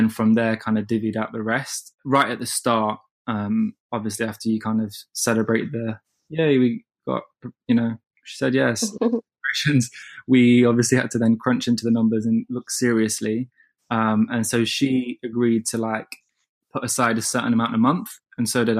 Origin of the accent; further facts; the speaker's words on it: Midlands, United Kingdom; also born or lived in London; I grew up in the Midlands, and I had to come down to London when I was like 14 by myself to train in like performing arts.